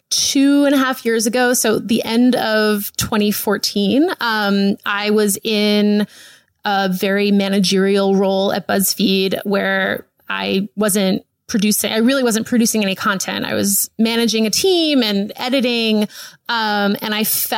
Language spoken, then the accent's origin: English; East Coast, United States; moved away as an adult; also born or lived in New York; now in Los Angeles, United States; I grew up on the East Coast. I went to college on the East Coast. I worked on the East Coast. Like I had lived on the East Coast my whole life